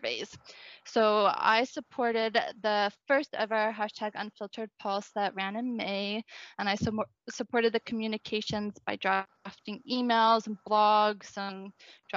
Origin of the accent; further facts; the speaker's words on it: Victoria, British Columbia, Canada; moved away as an adult; now in Ireland; I worked at a local startup in Victoria, BC, my hometown